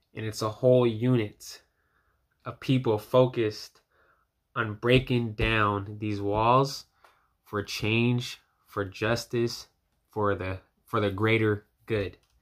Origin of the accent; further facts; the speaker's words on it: United States; as a young black man, as an American citizen